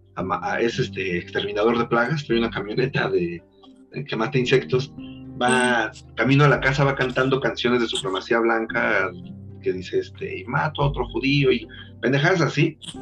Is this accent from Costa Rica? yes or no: no; Mexico